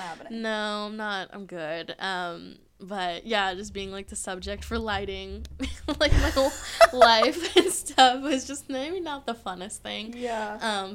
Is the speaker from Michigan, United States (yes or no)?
no; Orange County, California, United States; now in San Diego, United States; I'm from Orange County, so nice. just kind of grew up there